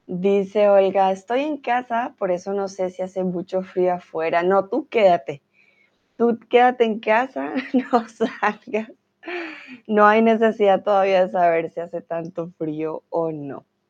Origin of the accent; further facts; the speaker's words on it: Colombia; tutora de español aquí en Chatterbox, soy de Colombia